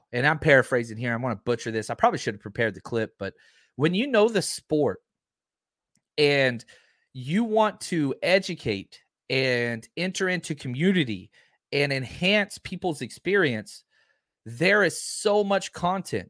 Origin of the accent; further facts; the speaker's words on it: Dallas, Texas, United States; born and raised in Dallas, Fort Worth area